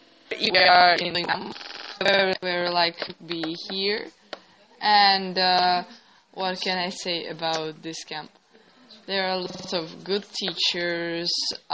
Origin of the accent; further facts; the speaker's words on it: Izhevsk, Udmurtia, Russia; English is a second language; I'm from Izhevsk, 2 years old, and everyone thought that I'm 16.